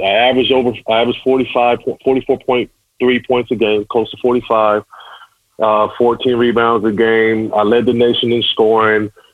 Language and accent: English; Pasadena, California, United States; growing up in Pasadena